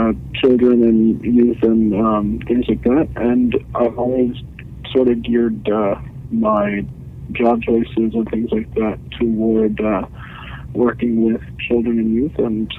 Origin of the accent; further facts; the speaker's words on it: Iqaluit, Nunavut, Canada; I'm born and raised in Iqaluit. I lived the vast majority of my life in the community.